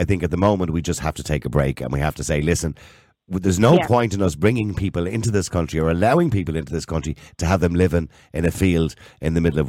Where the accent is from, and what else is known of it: Ireland